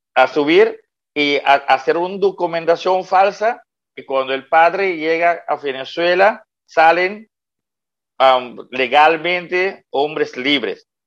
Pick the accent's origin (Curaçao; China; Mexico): Curaçao; also born or lived in Netherlands; nací en Curazao, viví 18 años aquí en Curazao y fui a estudiar en Holanda con 18 años